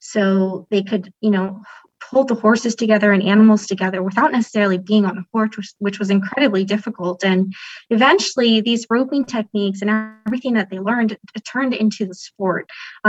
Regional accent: Guadalajara, Jalisco, Mexico; now in United States; I'm from Guadalajara, which is actually like where this sport is just gigantic. And I never experienced that when I was in Mexico growing up as a little girl.

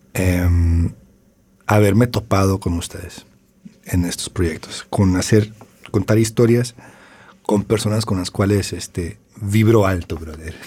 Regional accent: Tijuana, Baja California, Mexico; also born or lived in Los Angeles, California, United States; Crecí en Tijuana, nací en Los Ángeles, ah, pero soy plenamente tijuanense.

